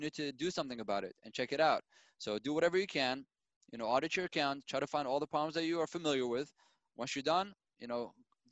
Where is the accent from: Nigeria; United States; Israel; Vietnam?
Israel; I was born and raised in Israel